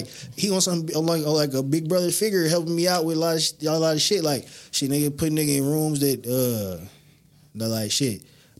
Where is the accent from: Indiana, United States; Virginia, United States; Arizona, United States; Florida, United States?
Indiana, United States; Michigan City; I'm from West Side of Michigan City.